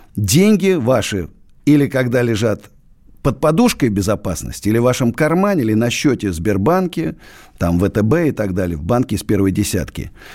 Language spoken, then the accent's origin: Russian; Russia; Я родился в России, буду жить в России, умру в России